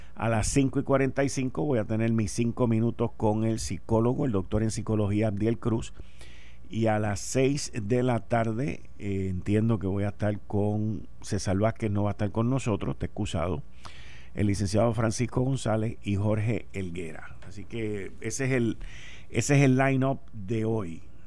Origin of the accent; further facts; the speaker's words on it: Puerto Rico; nosotros somos boricua